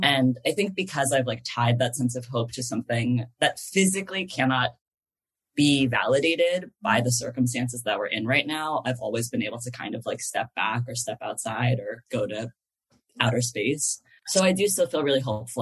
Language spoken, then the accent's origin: English; East Bay, California, United States; moved away as an adult; now in Los Angeles, United States; I grew up in the East Bay